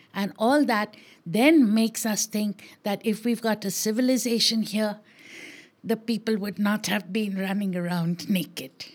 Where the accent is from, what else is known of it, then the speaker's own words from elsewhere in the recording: Maharashtra, India; I am Maharashtrian